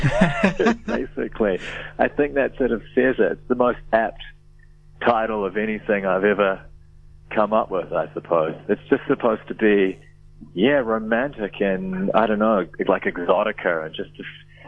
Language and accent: English; Wellington, New Zealand; moved away as an adult; now in Melbourne, Australia; I moved from Wellington to Melbourne, far out, maybe 2003 or something like